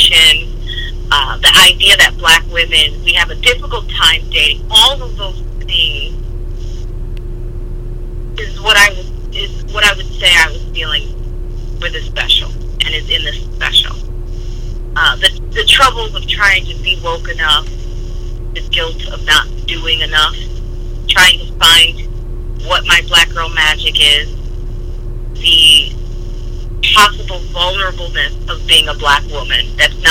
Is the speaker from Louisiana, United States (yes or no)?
no; Chicago, Illinois, United States; now in New York City, United States; I'm originally from Chicago, and I moved to New York City